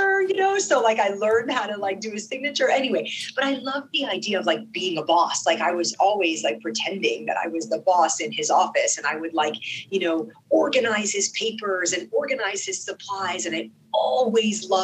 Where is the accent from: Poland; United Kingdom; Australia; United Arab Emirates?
United Arab Emirates; Sharjah; first language Arabic; English is a second language; also born or lived in Dubai; now in United States; I grew up in the UAE, in Sharjah.